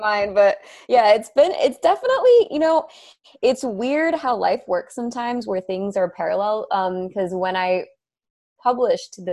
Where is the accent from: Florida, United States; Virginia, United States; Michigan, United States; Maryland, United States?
Florida, United States; Miami; moved away as an adult; now in Western North Carolina, United States; I was born and raised in Miami.